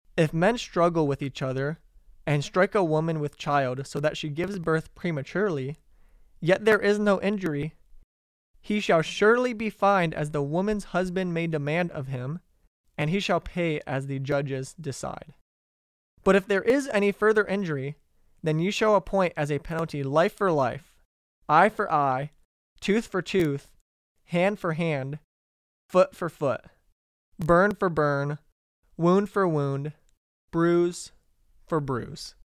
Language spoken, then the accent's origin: English; Detroit, Michigan, United States; I'm from Detroit